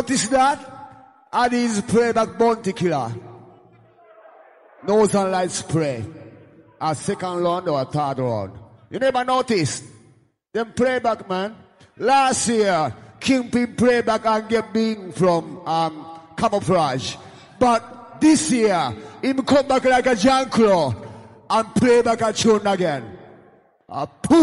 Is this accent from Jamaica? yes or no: yes; Jamaica; I come from Jamaica